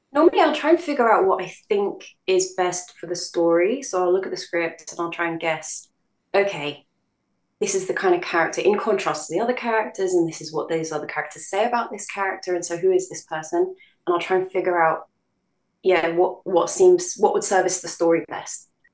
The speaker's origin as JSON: {"language": "English", "region": "London", "country": "United Kingdom", "tie": "born or raised there", "said": "born in London. So I'd say when people ask me what um, what I identify as, I'd probably say I'm a Londoner first"}